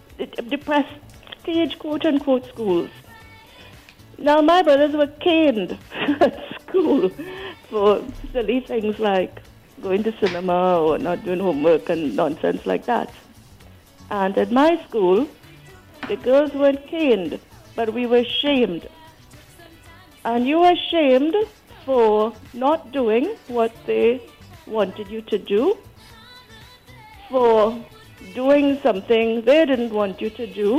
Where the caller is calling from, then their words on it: United Kingdom; moved away; also born or lived in Trinidad and Tobago; I am calling from the UK.